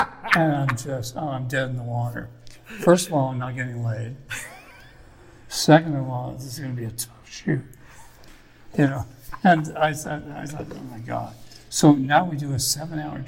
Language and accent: English; United States; I'm an American